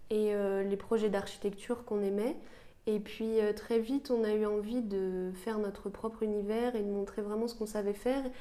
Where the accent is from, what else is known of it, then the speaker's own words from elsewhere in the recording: Île-de-France, France; Moi, je suis de la région parisienne